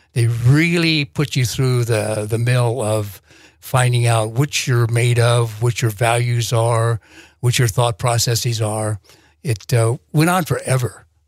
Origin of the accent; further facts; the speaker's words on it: Iowa, United States; moved away as an adult; I wanted to go back to my home state of Iowa.